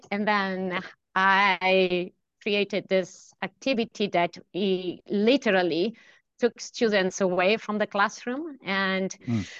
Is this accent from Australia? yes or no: no; central Italy, Italy; moved away as an adult; also born or lived in Delft, Netherlands; now in Stockholm, Sweden; brought me from a little town in uh, central Italy to um, uh, Stockholm. Um, I'm originally from Italy.